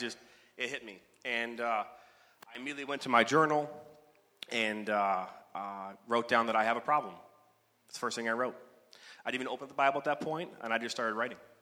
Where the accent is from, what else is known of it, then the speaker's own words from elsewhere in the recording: Oak, Michigan, United States; was born in Oak, Michigan